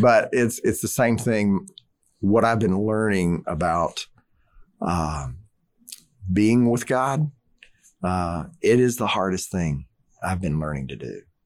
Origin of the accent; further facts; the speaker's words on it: Southeast Louisiana, United States; I grew up in Southeast Louisiana